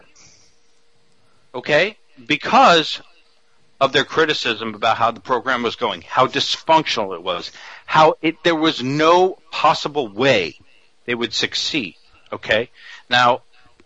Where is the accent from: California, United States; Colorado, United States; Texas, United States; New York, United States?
New York, United States; New York City; I'm from Queens, New York